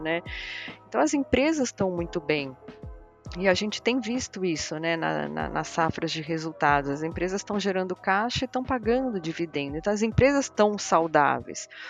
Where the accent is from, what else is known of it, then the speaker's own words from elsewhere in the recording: Portugal; eu sou portuguesa